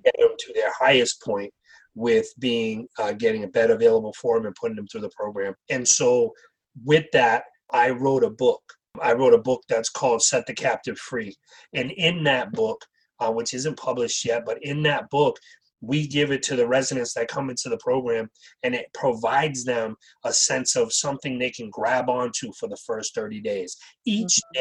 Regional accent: Wareham, Massachusetts, United States; I grew up in Wareham, uh, Massachusetts, uh, as a young kid.

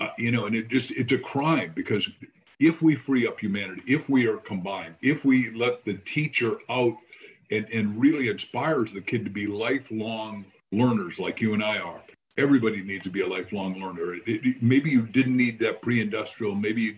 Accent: Illinois, United States; That's right. I mean, we had no books in the house.

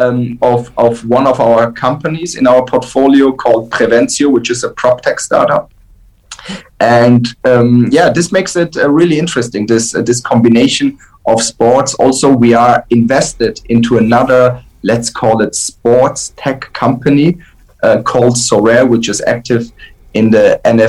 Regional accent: Frankfurt, Hesse, Germany; I grew up in Frankfurt.

